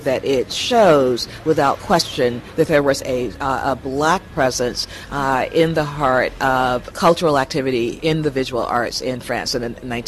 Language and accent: English; New York City, New York, United States; from New York, New York City in the USA.